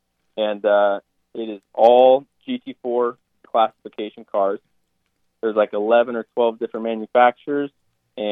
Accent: Cave Creek, Arizona, United States; I am from Cave Creek, Arizona

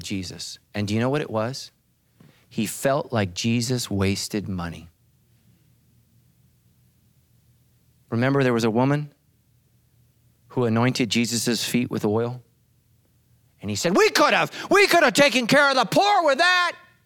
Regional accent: United States; as an American

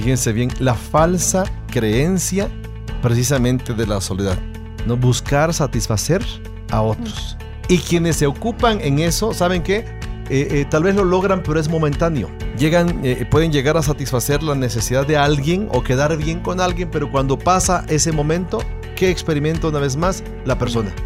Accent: Tangamandapio, Michoacán, Mexico; lugar donde yo nací. Siempre digo ahí, Tamangandapio

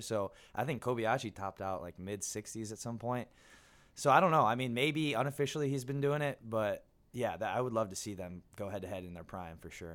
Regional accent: Michigan, United States; moved away as an adult; also born or lived in San Diego / Illinois; I grew up in Michigan

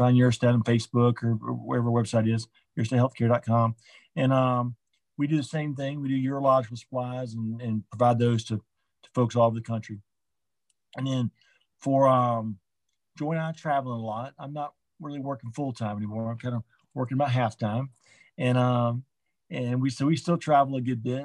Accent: Orlando, Florida, United States; now in Atlanta, United States; I grew up in Orlando, I was living here in Atlanta

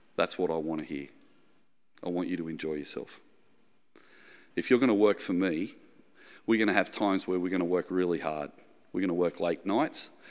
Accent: the Shire, New South Wales, Australia; I'm from the Shire, Shire boy in the eighties

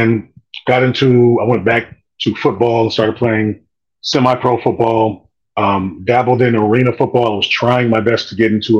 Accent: Kent, Ohio, United States; also born or lived in Cleveland, Ohio / Oklahoma / Alabama; I ended up growing up in Kent, Ohio

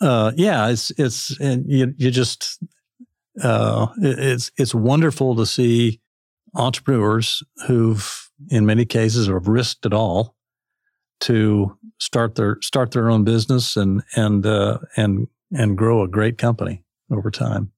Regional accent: Fargo, North Dakota, United States; moved away as an adult; also born or lived in East Central Kansas; now in Arkansas, United States; I grew up in Fargo

